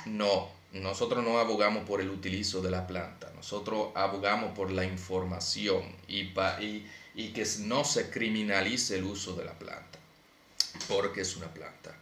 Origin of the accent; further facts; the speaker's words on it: Santo Domingo Este, Distrito Nacional, Dominican Republic; yo crecí en Alma Rosa primera